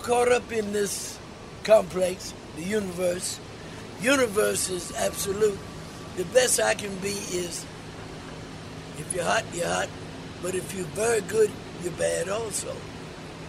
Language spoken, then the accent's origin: English; Virginia, United States; also born or lived in Williamsburg, Virginia; now in New York, United States; I was raised in Virginia